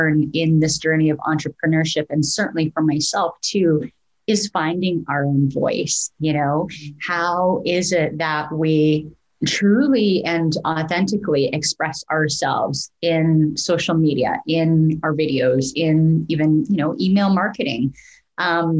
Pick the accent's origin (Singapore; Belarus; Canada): Canada; moved away as an adult; also born or lived in Vancouver; now in Portland, United States; as a Canadian